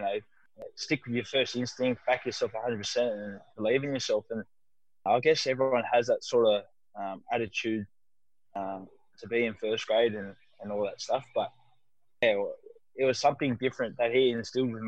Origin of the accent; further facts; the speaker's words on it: Sydney, New South Wales, Australia; also born or lived in Manly; I grew up playing in the South area